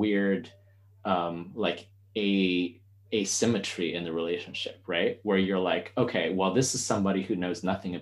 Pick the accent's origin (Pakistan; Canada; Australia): Canada; I grew up in Canada